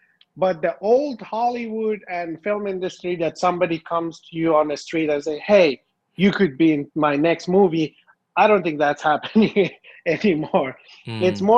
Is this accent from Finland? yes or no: yes; Finland; moved away as an adult; also born or lived in Tehran, Iran; I was born in Iran, Tehran, and my whole family moved to Finland. I think I was like 4 years old.